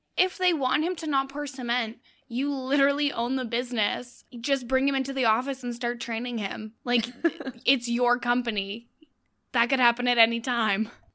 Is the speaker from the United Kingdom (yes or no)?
no; Canada; I'm Canadian